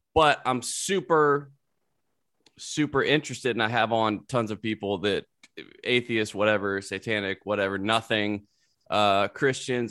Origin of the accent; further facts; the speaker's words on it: South Carolina, United States; moved away; also born or lived in Louisiana; I'm from there.